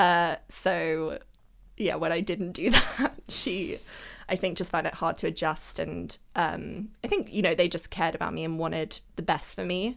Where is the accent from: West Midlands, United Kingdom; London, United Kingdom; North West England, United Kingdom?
London, United Kingdom; also born or lived in Germany; I've always like lived in and around London